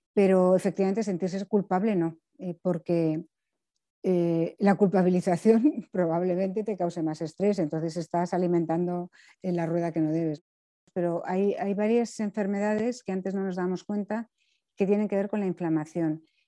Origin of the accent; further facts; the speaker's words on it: Spain; tenemos como población española